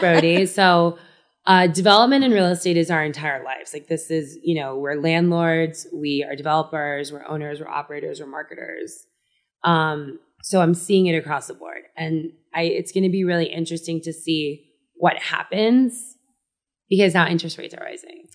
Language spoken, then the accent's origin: English; Miami, Florida, United States; I grew up in Miami